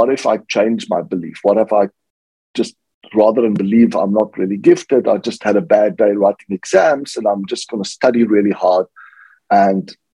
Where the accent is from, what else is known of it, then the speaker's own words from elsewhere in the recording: South Africa; I grew up in South Africa